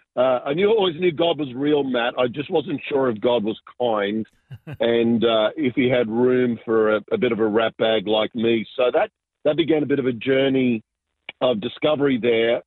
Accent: Sydney, New South Wales, Australia; also born or lived in Argentina; I was born in uh, Argentina, so I'm South American, but uh, immigrated when I was very young, and really uh, grew up in Southwest Sydney. Uh, in a beautiful little suburb called Ingleburn, so that's that's where I grew up

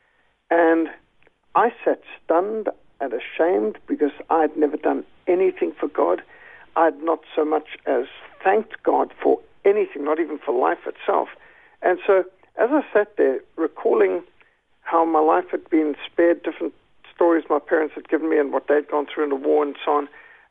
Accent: Zimbabwe; I was brought up secular, but in Rhodesia, one of the last of the British colonies

